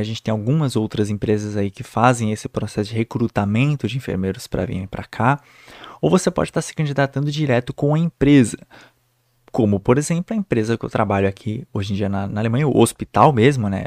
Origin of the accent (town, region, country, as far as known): Brazil; moved away as an adult; now in Germany